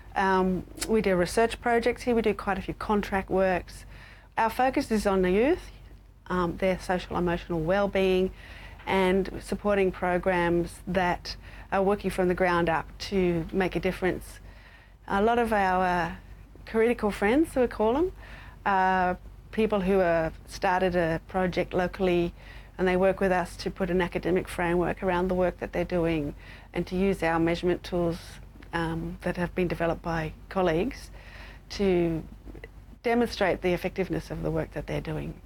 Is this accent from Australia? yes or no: yes; Australia; as an Australian